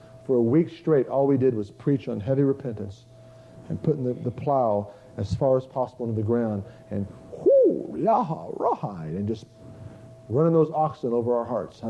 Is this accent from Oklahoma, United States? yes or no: yes; Tulsa, Oklahoma, United States; I'm from Tulsa. There's a bunch of big white elephants there.